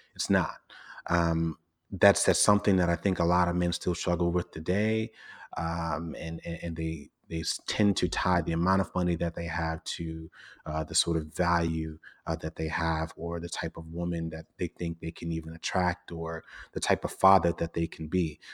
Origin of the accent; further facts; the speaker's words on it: New York City, New York, United States; I grew up in Brooklyn in a largely Caribbean, um, part of the borough called Flatbush